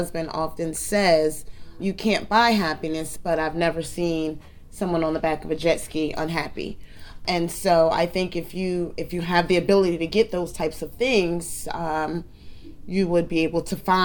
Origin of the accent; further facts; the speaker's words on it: New Jersey, United States; I'm born and raised in New Jersey.